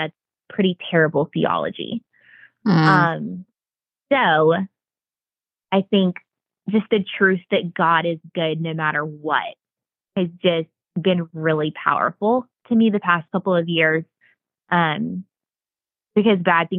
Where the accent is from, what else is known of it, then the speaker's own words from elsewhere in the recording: the Bible Belt, United States; I don't know if it was the time in which I was growing up or growing up in the Bible Belt or what it was